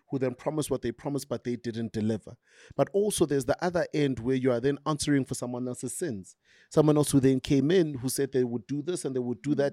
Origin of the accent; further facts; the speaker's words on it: Tembisa, Gauteng, South Africa; I grew up in Tembisa